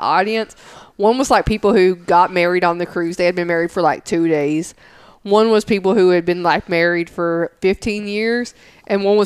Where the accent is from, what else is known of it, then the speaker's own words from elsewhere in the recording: Smithville, Tennessee, United States; moved away as an adult; I'm from Smithville. Like, that's where I graduated high school at.